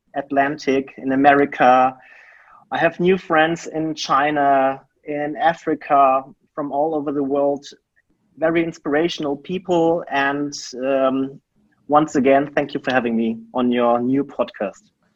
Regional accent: Germany; I grew up in a very small town in Germany

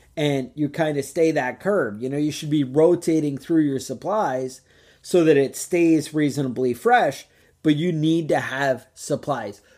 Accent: Woodstock, New York, United States; growing up in Woodstock

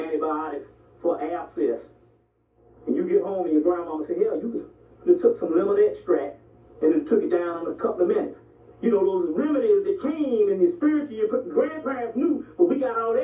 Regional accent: South Carolina, United States; I'm from South Carolina

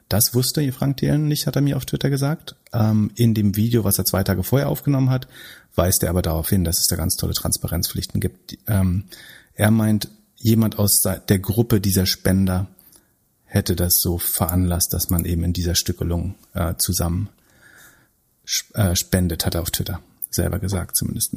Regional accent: Greifswald, Mecklenburg-Vorpommern, Germany; aus meiner Heimatstadt Greifswald

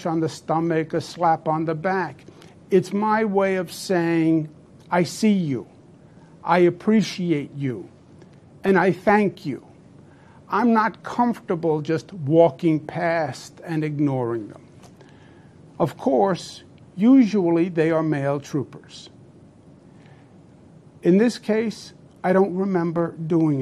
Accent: New York, United States; I'm a New Yorker, born and bred

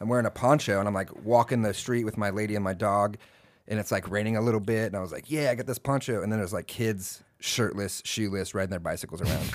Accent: Texas, United States; moved away as an adult; also born or lived in Austin / San Antonio; now in Washington, United States; live in Washington now, I'm like, no, I'm from Texas

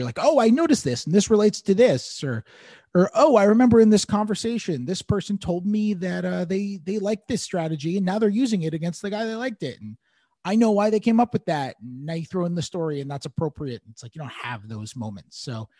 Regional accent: New York City, New York, United States; I grew up in the city.

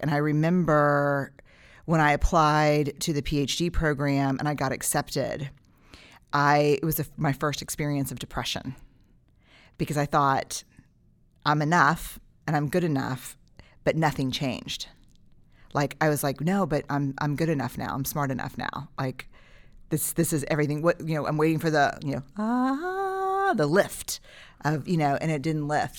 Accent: Texas, United States; as a Texan.

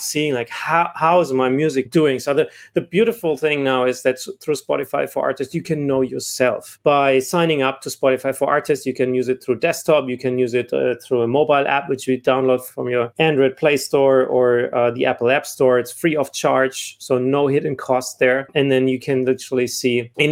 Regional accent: Germany; moved away as an adult; also born or lived in South Africa; I'm originally from Germany. I left Germany about 14 years ago to spend more time in Middle East and Africa

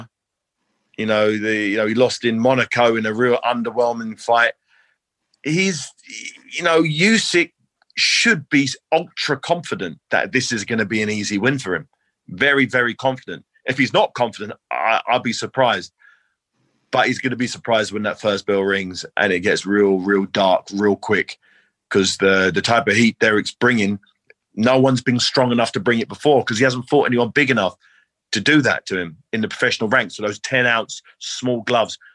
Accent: London, United Kingdom; my hometown

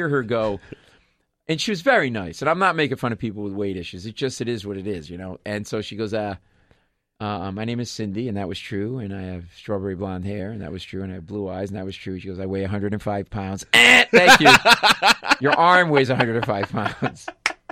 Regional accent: Rhode Island, United States; moved away as an adult; also born or lived in Boston / Queens, New York; We're both from Rhode Island.

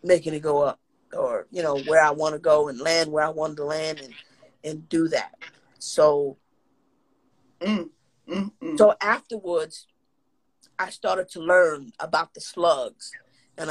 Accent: New York City, New York, United States; I come from, you know, projects. I come from Lafayette Gardens. I come from Bed-Stuy

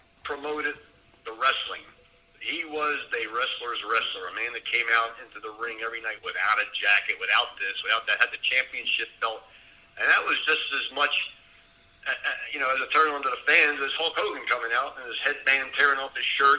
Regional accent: Philadelphia, Pennsylvania, United States; I worked against them again in the Philadelphia Spectrum in my hometown

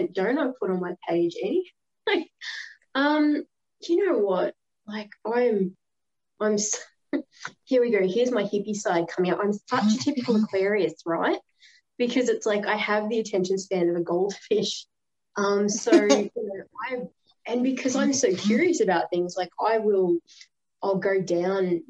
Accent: Australia; I'm an Aussie

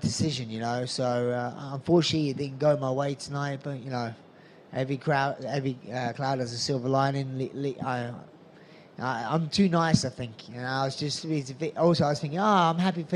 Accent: England, United Kingdom; my home country fans in Nottingham

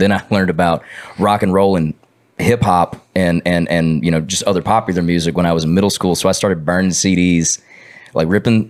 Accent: Georgia, United States; now in Nashville, United States; my town's not like the smallest one in Georgia, yeah. But like there wasn't many people that played music or even cared about it.

